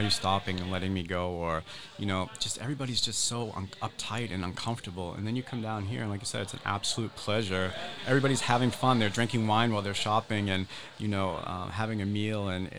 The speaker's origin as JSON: {"language": "English", "region": "New England", "country": "United States", "said": "So, like I said, we come up from the Massachusetts, New Hampshire area, and I like to cook."}